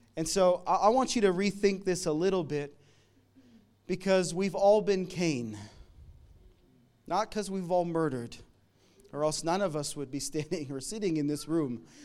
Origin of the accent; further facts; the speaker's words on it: Canada; now in Melbourne, Australia; I'm from Canada. We came here a, a bunch of years ago